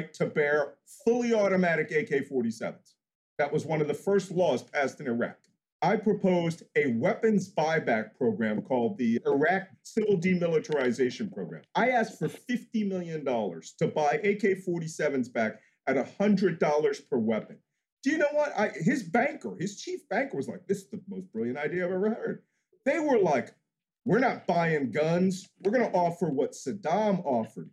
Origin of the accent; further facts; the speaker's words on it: South Carolina, United States; I'm from South Carolina